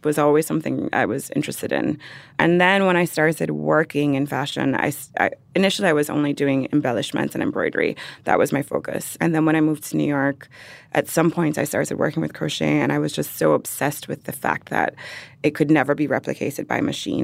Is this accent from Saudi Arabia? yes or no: no; Jamaica; born or raised there; moved away